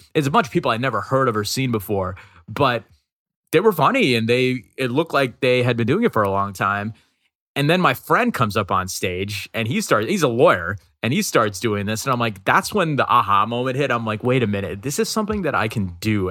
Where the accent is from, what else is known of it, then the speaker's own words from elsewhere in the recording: New York City, New York, United States; I'm from Queens. I'm from New York.